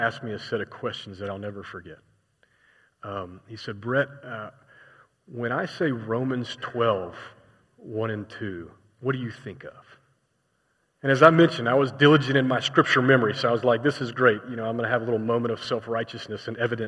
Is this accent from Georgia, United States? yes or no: yes; Atlanta, Georgia, United States; moved away as an adult; also born or lived in Indiana; I was from Atlanta, Georgia